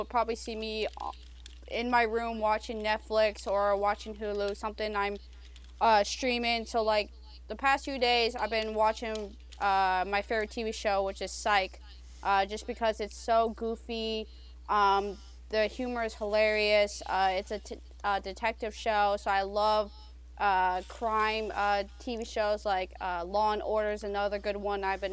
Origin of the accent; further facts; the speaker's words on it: Indianapolis, Indiana, United States; my hometown in Indianapolis